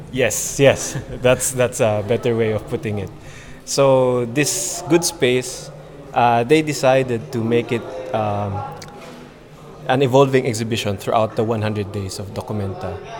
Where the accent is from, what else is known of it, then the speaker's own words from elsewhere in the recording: Philippines; moved away as an adult; now in Japan; I'm an artist from the Philippines, but currently based in Japan now